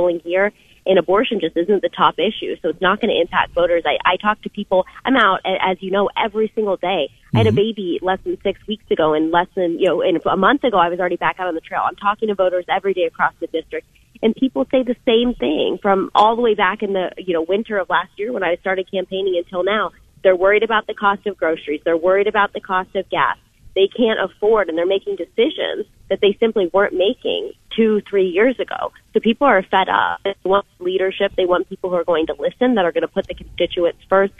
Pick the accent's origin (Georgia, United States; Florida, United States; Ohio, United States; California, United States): Ohio, United States; also born or lived in Pittsburgh, Pennsylvania; we moved to Ohio when I was two